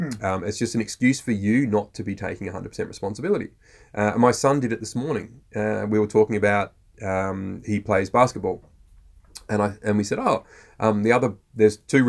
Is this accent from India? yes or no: no; Australia